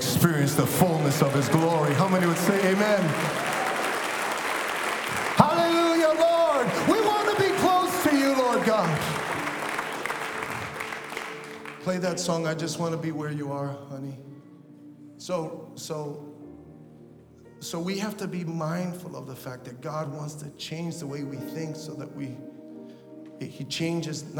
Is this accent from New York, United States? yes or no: yes; New York City, New York, United States; I grew up in Brooklyn, and I grew up in the hood